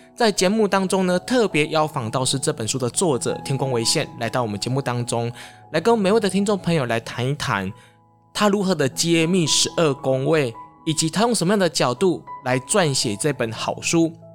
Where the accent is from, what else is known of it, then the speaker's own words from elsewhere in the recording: Taiwan; 我们东方人，甚至我们台湾人